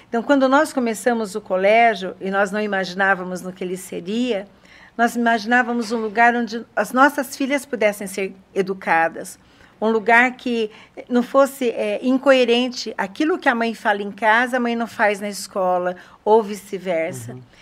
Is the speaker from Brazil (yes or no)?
yes; São Paulo, Brazil; now in Sorocaba, Brazil; Eu vim de São Paulo para Sorocaba com depressão pós-parto